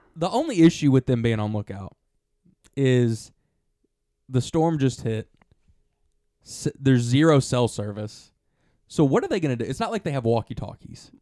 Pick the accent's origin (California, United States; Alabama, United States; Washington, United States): Alabama, United States; we're from Alabama